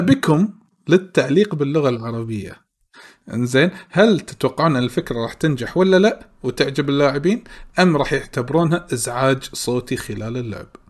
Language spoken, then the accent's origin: Arabic; Kuwait; ديرتنا الكويت